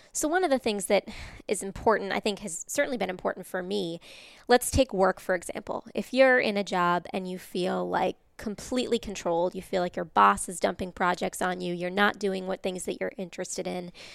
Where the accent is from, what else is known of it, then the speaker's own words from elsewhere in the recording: Massachusetts, United States; moved away; I'm from Massachusetts originally, so I'm what they call a masshole in traffic